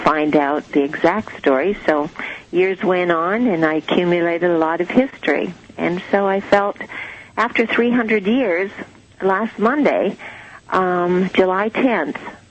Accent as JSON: {"language": "English", "country": "Canada", "moved": "yes", "lives_now": "Virginia Beach, United States", "said": "when I first came to this country, I'm a Canadian"}